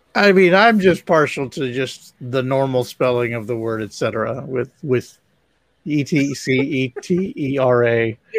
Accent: Ohio, United States; now in Mississippi, United States; my hometown mm. in Ohio

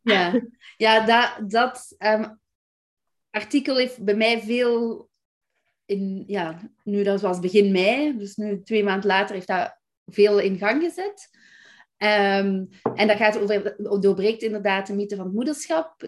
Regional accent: Belgium; moved away as an adult; now in Netherlands; ik ben Belgische

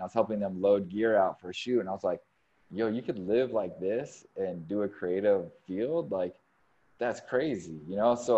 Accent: California, United States; moved away as an adult; also born or lived in Sonoma, California / San Diego, California / Milwaukee, Wisconsin; now in Chicago, United States; I was born and raised in California and lived all over California.

